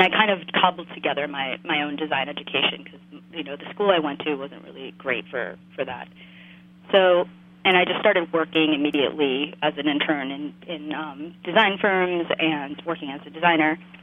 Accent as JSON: {"language": "English", "town": "West New York", "region": "New Jersey", "country": "United States", "tie": "born or raised there", "moved": "yes", "lives_now": "Chicago, United States", "said": "I grew up in this town called West New York, and despite its name, it's actually in New Jersey"}